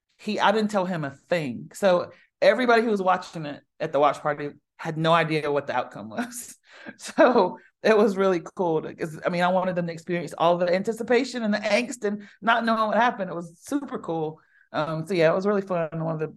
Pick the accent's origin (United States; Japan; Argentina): United States; the South; But I mean, I'm a Southerner, so butter, I'm not afraid of butter.